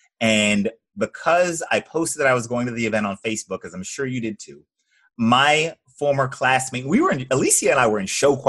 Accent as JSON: {"language": "English", "region": "Georgia", "country": "United States", "said": "Just north of Atlanta, Georgia."}